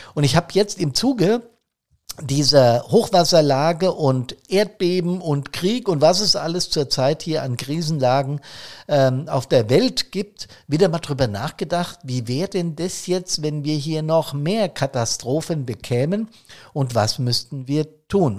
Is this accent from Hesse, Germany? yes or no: yes; Hesse, Germany; das ist in Hessen, das ich jetzt beispielhaft als mein Heimatbundesland genommen habe